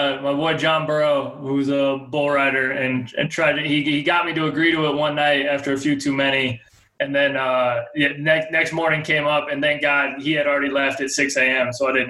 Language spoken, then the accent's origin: English; Colorado, United States; growing up in Colorado